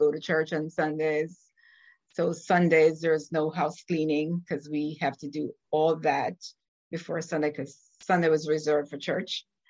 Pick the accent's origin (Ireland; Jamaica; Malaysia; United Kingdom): Jamaica; now in Orlando, United States; I'm originally from Jamaica. I currently reside in Orlando, Florida.